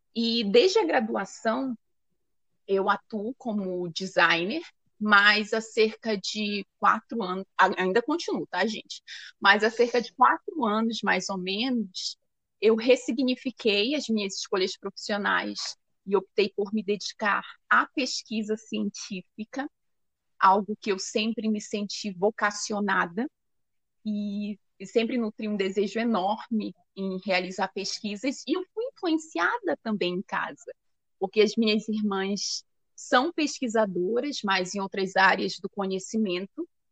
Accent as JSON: {"language": "Portuguese", "town": "Santana", "region": "Amapá", "country": "Brazil", "tie": "born or raised there", "also_born_or_lived": "Macapá, Amapá", "said": "Eu nasci na capital do estado do Amapá, que é Macapá, cidade de Macapá, mas eu cresci em Santana também, né? Sou cria de Santana"}